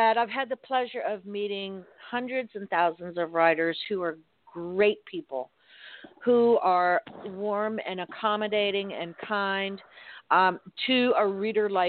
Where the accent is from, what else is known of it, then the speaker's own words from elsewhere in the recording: Miami, Florida, United States; growing up in Miami